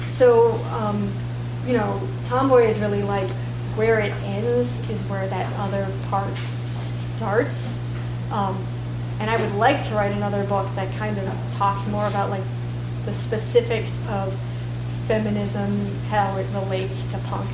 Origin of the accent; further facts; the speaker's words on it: Santa Fe, New Mexico, United States; moved away as an adult; also born or lived in Boston; growing up in Santa Fe